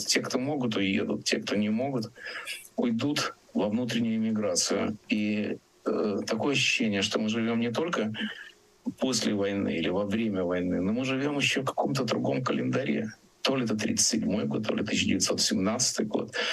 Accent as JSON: {"language": "Russian", "region": "Riga", "country": "Latvia", "tie": "born or raised there", "moved": "yes", "said": "Риги, который мой родной город"}